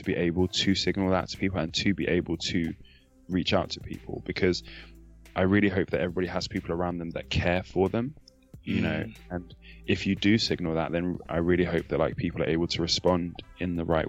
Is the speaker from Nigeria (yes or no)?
yes; Nigeria; especially as a Nigerian male Christian.